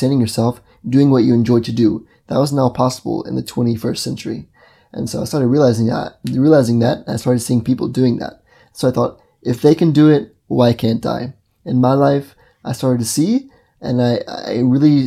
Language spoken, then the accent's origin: English; Mississippi, United States; moved away; also born or lived in Brazil; I grew up in the United States of America in Mississippi